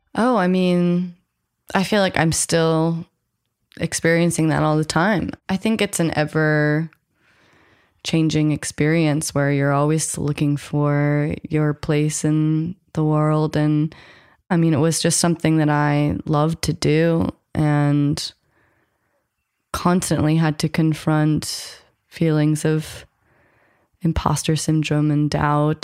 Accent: United States; I grew up American, I'm half white, I have all of the entitlement that comes with being American

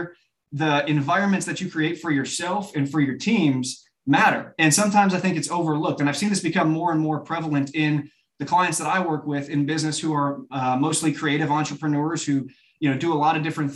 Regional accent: Chicago suburbs, Illinois, United States; moved away as an adult; also born or lived in Birmingham, Alabama; now in Nashville, United States; a sixth grade football player growing up in the Chicago suburbs

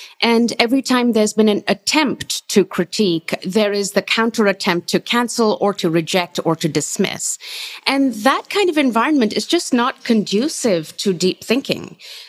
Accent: Pakistan; now in United States; I come from Pakistan. I grew up over there

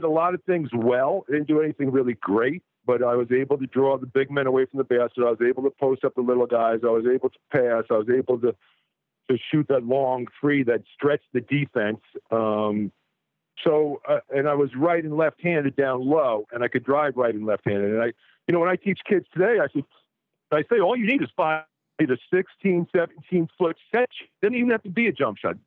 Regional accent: North Shore, Long Island, New York, United States; moved away as an adult; I grew up in North Shore, Long Island, maybe 20 miles outside the city.

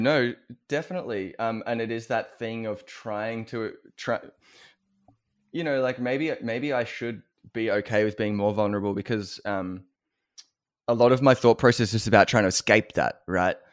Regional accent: Australia; as an Australian

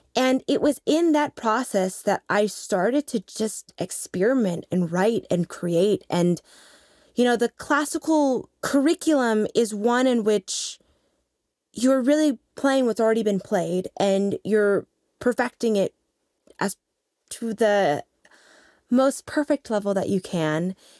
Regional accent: Lincoln, Nebraska, United States; moved away; also born or lived in New York City; growing up in Lincoln, Nebraska

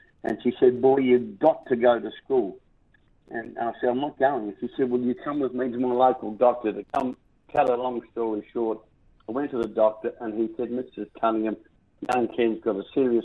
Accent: South Australia, Australia; which carries my hometown name, South Australia

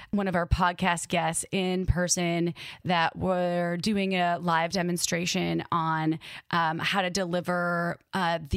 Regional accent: Midwest, United States; accent: Midwest; Like in my brain, my Midwest accent came out and I was like, holy shit, this is fucking cool.

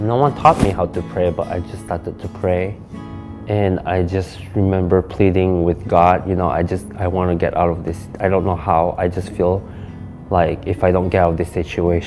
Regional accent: Malaysia; now in Michigan, United States; I'm actually from Malaysia, and I moved here back in 1999.

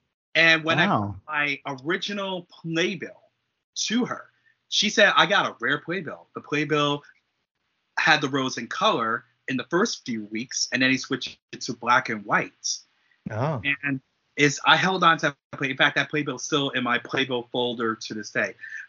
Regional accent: Prince George's County, Maryland, United States; growing up in Prince George's County, Maryland

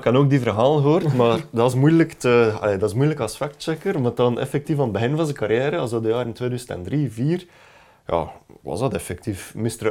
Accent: Belgium; als Belgen

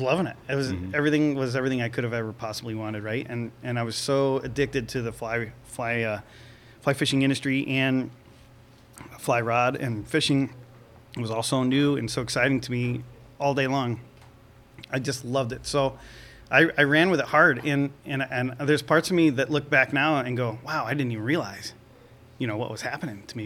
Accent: Venice, Florida, United States; I grew up in Venice, Florida, on the west coast and near the intercoastal waterway

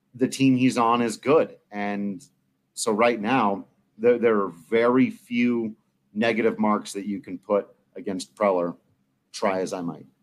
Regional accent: Palisade, Colorado, United States; But I am more accurately and technically from Palisade, Colorado

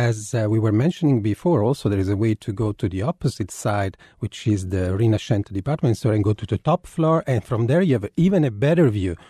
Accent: Naples, Campania, Italy; I'm from Napoli, and I have one of the most beautiful theaters in my city, which is San Carlo

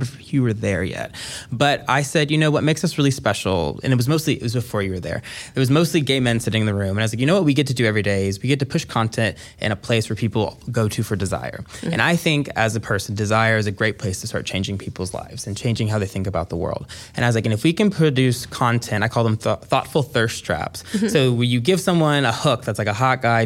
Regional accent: the South, United States; as a black person, I saw that a lot growing up in the South

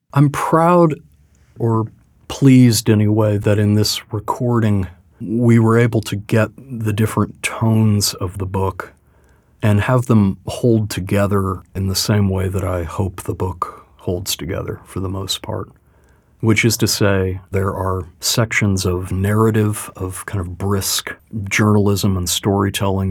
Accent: Louisville, Kentucky, United States; I was born in Louisville, and so there was a hope that I might bring some kind of native perspective

